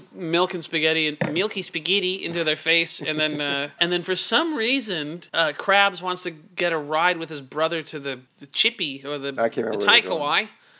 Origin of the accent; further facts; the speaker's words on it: Surrey, British Columbia, Canada; my growing up in Surrey.